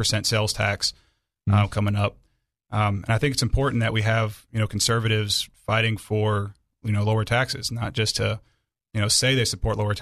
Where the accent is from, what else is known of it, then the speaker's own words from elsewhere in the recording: Aurora, Illinois, United States; also born or lived in Benton, Arkansas; now in Arkansas, United States; I grew up in Illinois, which isn't exactly known for its conservatism